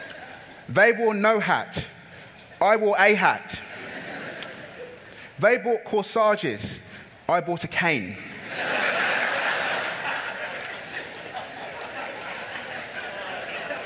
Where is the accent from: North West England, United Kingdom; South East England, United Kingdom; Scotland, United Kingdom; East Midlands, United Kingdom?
South East England, United Kingdom; Camberley; also born or lived in Nigeria; I grew up in a place called Camberley in Surrey